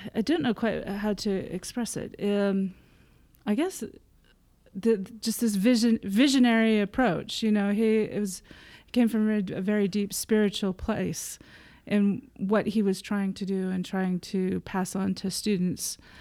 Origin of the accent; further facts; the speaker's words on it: United States; moved away as an adult; also born or lived in Provo, Utah / Anoka, Minnesota / Fullerton, California / Norway; now in London, United Kingdom; I was born in Provo okay. um, and then grew up in Anoka, Minnesota and Fullerton, California